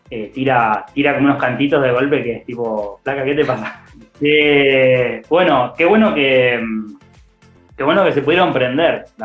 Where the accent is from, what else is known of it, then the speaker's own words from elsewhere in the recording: Buenos Aires, Argentina; qué porteño me siento cuando les hablo y ellos no me sacan que soy de Buenos Aires. Me preguntan si soy de Rosario, de Santa Fe, como que no, no es que dicen enseguida porteño.